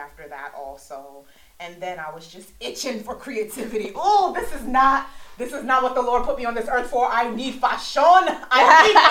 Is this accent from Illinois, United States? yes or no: no; Brooklyn, New York, United States; also born or lived in Queens; raised in the States and lived in Brooklyn, then moved to Queens when I was in middle school.